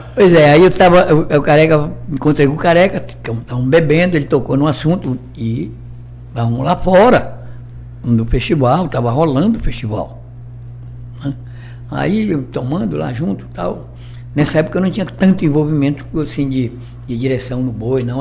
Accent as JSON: {"language": "Portuguese", "region": "Amazonas", "country": "Brazil", "also_born_or_lived": "São Paulo", "moved": "as an adult", "said": "Da minha terra. É, lá do Amazonas."}